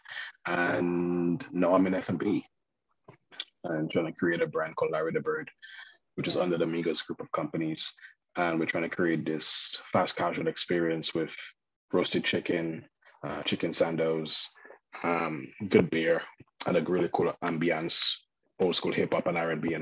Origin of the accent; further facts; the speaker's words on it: Dominica; moved away as an adult; now in China; I'm from the Caribbean